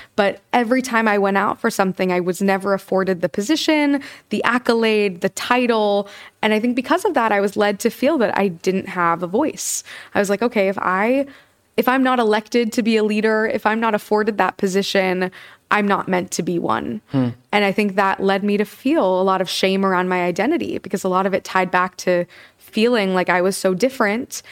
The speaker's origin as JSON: {"language": "English", "region": "Kansas", "country": "United States", "moved": "yes", "lives_now": "New York, United States", "said": "I'm from Kansas"}